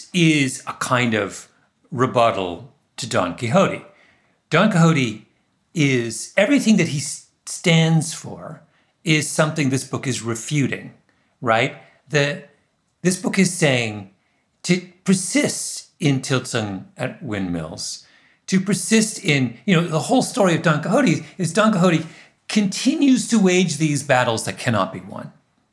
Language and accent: English; Waterloo, Ontario, Canada; The exact same thing happened in Waterloo, my hometown. All the people who left RIM are the foundation of this incredible tech resurgence in Southern Ontario.